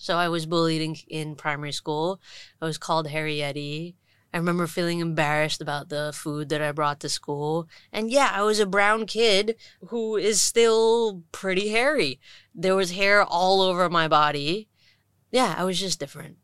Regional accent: Hong Kong; I grew up in Hong Kong, born and raised, little Indian kid who went to an international school in Shatin

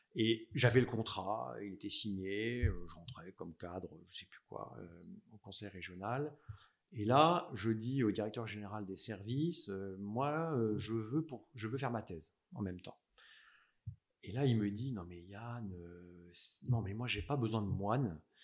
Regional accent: Strasbourg, Grand Est, France; moved away as an adult; now in Paris, France; j'ai vécu en fait mon enfance, collège, lycée à Strasbourg. Je suis alsacien

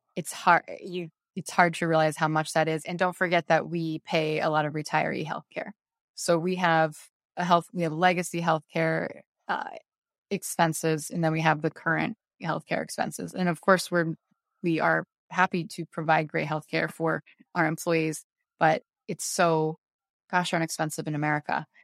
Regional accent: Beaverton, Oregon, United States; moved away as an adult; also born or lived in Japan; now in Scranton, United States; I am from Beaverton, Oregon

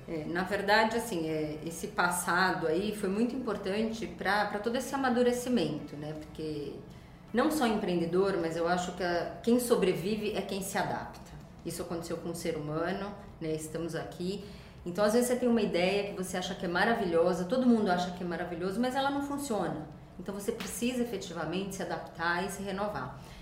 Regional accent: Brazil; moved away as an adult; eu morei muito tempo fora do Brasil e vi muitas ideias lá. Quando eu voltei para o Brasil

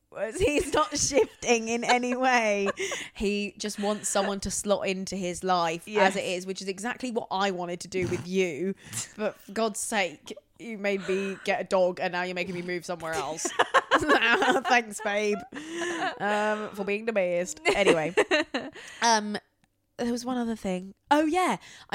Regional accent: Perth, Western Australia, Australia; It's only funny because I'm from Perth and she's got it wrong.

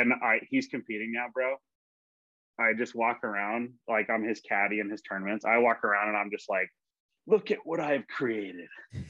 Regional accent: Spokane, Washington, United States; born there; also born or lived in Southern California / Santiago, Chile; now in Ohio, United States; I was born in Spokane, Washington, bro. I've lived in Southern California. I lived in South America. I've here, Ohio.

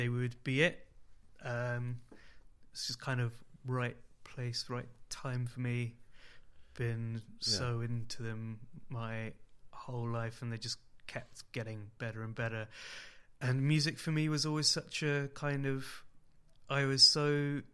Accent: Oxford, South East England, United Kingdom; all my teenage years growing up in Oxford

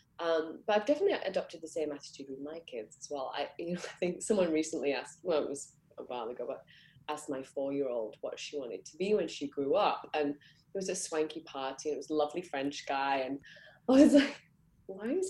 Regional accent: Manchester, North West England, United Kingdom; I grew up in Manchester

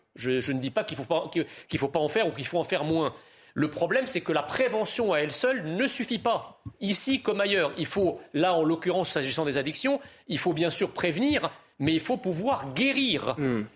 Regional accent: France; en tant que Français

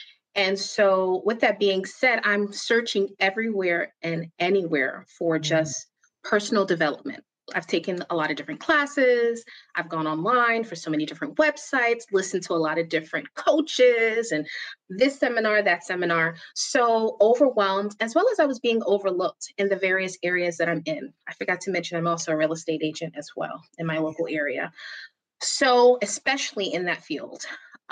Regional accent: New York City, New York, United States; now in New Jersey, United States; I am from Brooklyn, New York, and I live in New Jersey. Proud New Yorker.

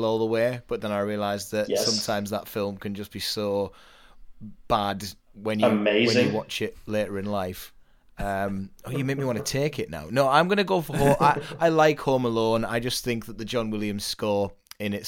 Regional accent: United Kingdom; I'm from a cold, hardened area of the north, and I live on my own.

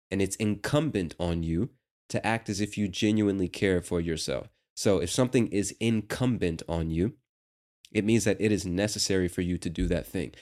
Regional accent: United States; As an American

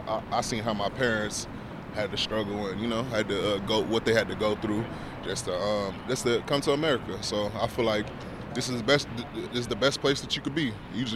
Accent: Florida, United States; I'm actually from Florida, and I'm Haitian and Dominican.

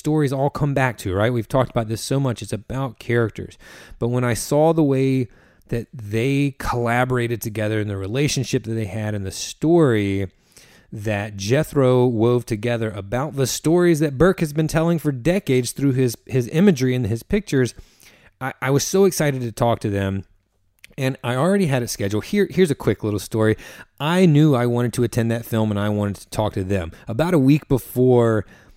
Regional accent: North Carolina, United States; we're all from the South. We're from North Carolina

